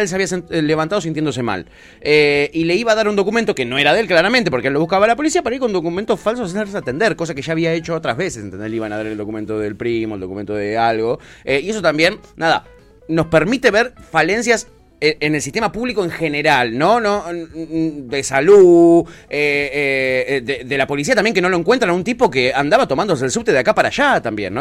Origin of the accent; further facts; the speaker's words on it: Ezeiza, Buenos Aires Province, Argentina; en Ezeiza, de donde yo soy oriundo, yo tengo eh, eh, amigos de la infancia